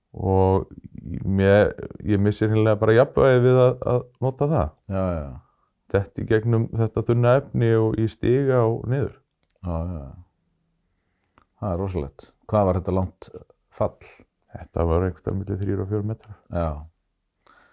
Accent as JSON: {"language": "Icelandic", "area": "Kristnes", "region": "Northeastern Region", "country": "Iceland", "tie": "born or raised there", "moved": "yes", "said": "Þannig ég hef komist aftur í mína heimasveit"}